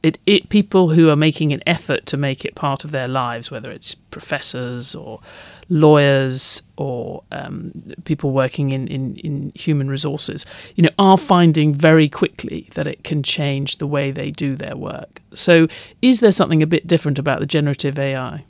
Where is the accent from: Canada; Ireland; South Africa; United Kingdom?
United Kingdom; growing up in Britain